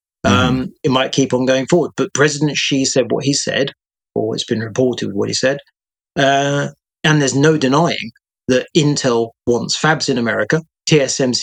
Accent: United Kingdom; I speak here as a Brit

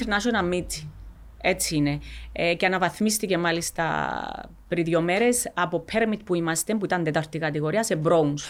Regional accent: Cyprus; Είμαστε από την Κύπρο

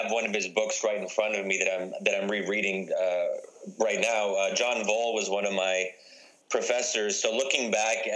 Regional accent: United States; as an American, as a Muslim.

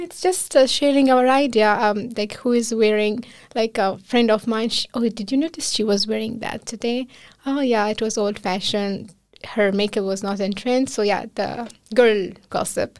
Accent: Kabul, Afghanistan; moved away as an adult; now in Iceland; I'm from another city, not from the capital of Afghanistan, which is Kabul, uh, but I grown up in Kabul

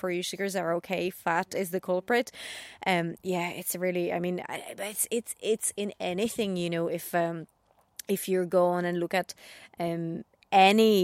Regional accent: Czechia; now in United Kingdom; I grew up in the Czech Republic

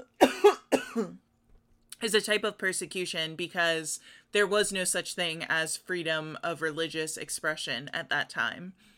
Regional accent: United States; as American Christians

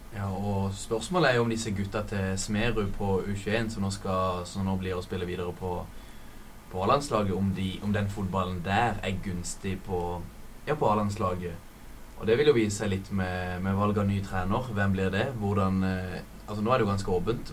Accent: Kristiansand, Agder, Norway; jeg er her fra Kristiansand

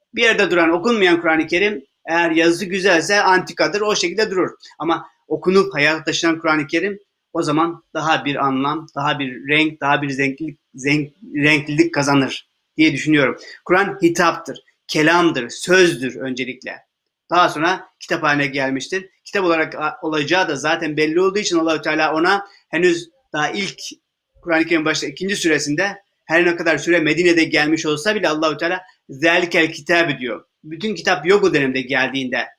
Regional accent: Turkey

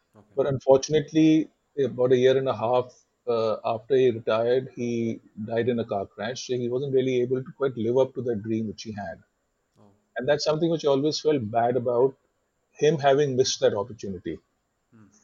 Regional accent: Delhi, India; also born or lived in Mumbai; I was brought up in Delhi, and I've worked in Delhi and Bombay in advertising

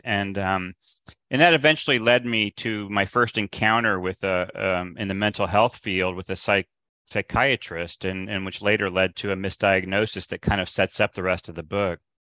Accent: Midwest, United States; I grew up in the Midwest

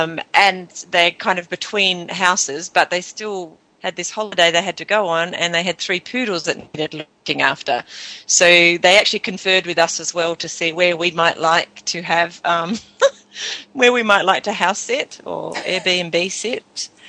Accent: Tasmania, Australia; accent: Aussie; moved away; I'm from Tasmania, yes, that's right, not really Australia, we're from Tasmania.

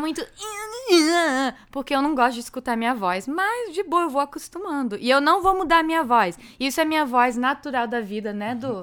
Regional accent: South Florida, United States; born or raised there; also born or lived in Framingham, Massachusetts

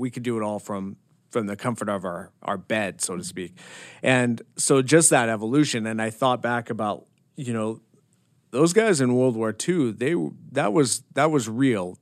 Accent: Bozeman, Montana, United States; also born or lived in Washington; I'm born and raised in Montana. Uh, I was born in Bozeman, Belgrade. I grew up there

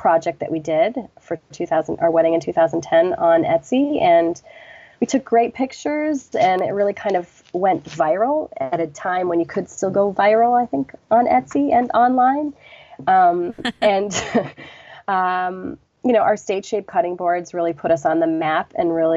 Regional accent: Michigan, United States; now in Brooklyn, United States; I'm originally from Michigan

